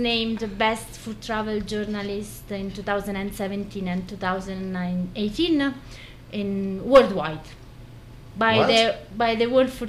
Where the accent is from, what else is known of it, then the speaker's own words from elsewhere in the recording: Italy; English is a second language; now in Ireland; It started like a side project when we moved from Italy to Ireland.